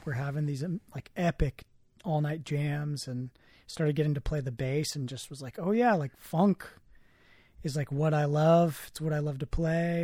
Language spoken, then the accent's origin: English; the Bay Area, California, United States; growing up in the Bay and growing up around, like, so many, like, incredible, talented musicians